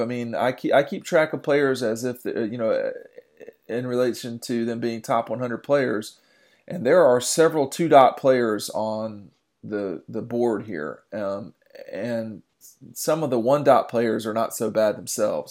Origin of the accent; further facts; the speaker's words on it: Tucker, Georgia, United States; now in Athens, United States; I grew up in Tucker